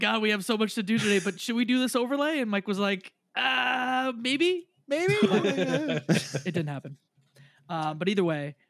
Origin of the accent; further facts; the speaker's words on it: Canada; I'm Canadian.